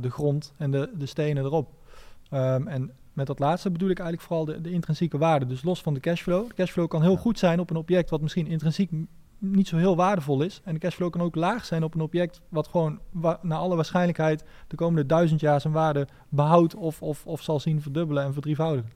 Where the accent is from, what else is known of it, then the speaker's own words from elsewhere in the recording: Nijmegen, Gelderland, Netherlands; Ik, ik kom uit Nijmegen